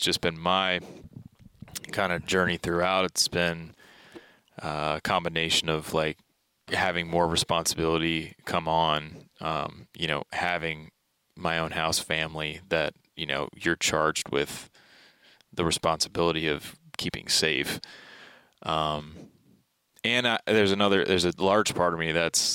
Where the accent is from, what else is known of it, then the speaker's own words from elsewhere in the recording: Baltimore, Maryland, United States; moved away; I grew up in Baltimore, Maryland. So those were my youngest years